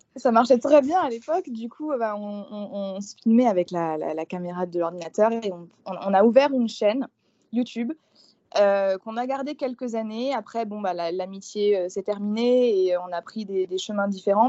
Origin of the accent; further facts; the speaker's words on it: eastern France, France; moved away as an adult; now in New Orleans, United States; Je suis née en France, dans l'est de la France, dans un, petit village. Moi, à la base, je suis campagnarde.